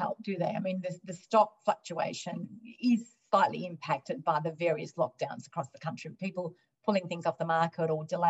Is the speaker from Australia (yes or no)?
yes; Melbourne, Victoria, Australia; I'm from Melbourne.